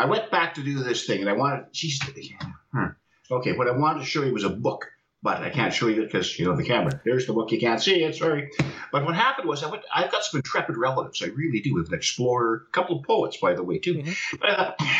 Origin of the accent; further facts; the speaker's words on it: Iceland; accent: Icelandic; But I'll try to speak with my Icelandic accent.